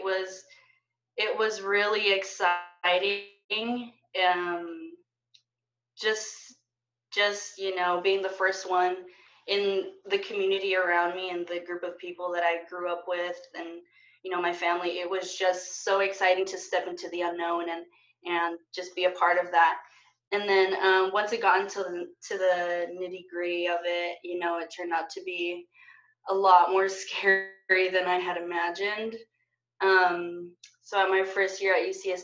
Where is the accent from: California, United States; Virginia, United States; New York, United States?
California, United States; Salinas; also born or lived in Bakersfield, California; I was born and raised in Salinas, California.